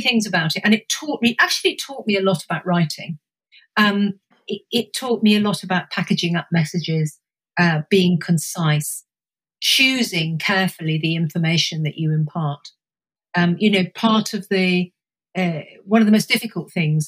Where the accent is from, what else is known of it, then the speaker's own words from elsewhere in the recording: Suffolk, East of England, United Kingdom; I spent my kind of adolescence in Suffolk